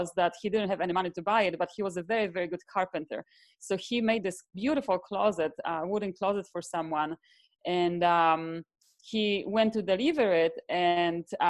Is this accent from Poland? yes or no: yes; southern Poland, Poland; now in Miami, United States; I come from Poland originally, from a very, very small town in the south part of Poland, in the mountains.